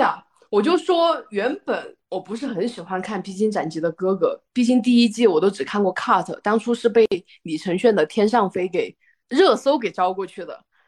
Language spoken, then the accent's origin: Chinese; Guizhou, China; moved away; 我的老家不是重庆啊，就是一个 ，嗯，贵州的偏远山区